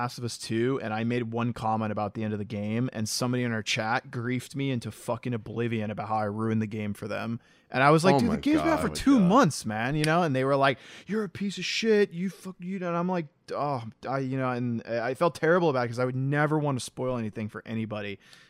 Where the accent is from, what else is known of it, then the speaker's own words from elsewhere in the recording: the South, United States; I'm super interested to see how he pulls off a Southern accent personally because I'm from the South.